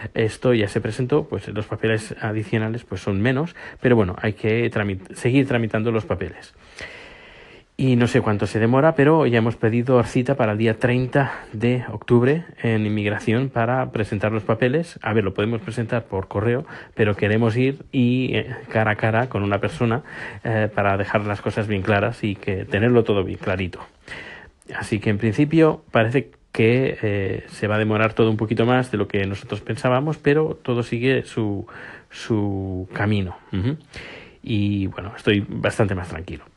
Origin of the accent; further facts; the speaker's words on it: Spain; now in Sweden; ahora soy sueco y soy español